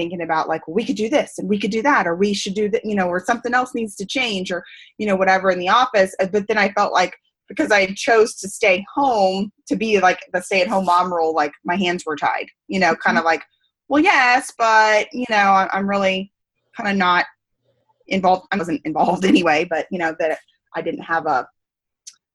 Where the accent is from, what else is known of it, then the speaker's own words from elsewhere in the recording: Missouri, United States; moved away; I was commuting to my hometown. We were in Missouri then